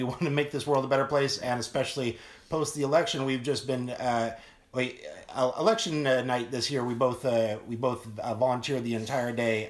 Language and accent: English; Salina, Kansas, United States; also born or lived in Los Angeles; now in Missouri, United States; my hometown in Salina, Kansas